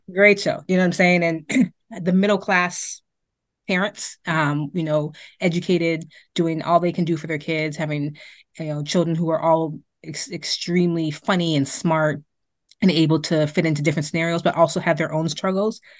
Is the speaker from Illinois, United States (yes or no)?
no; Boston, Massachusetts, United States; also born or lived in Amarillo, Texas; I grew up in Beacon Hill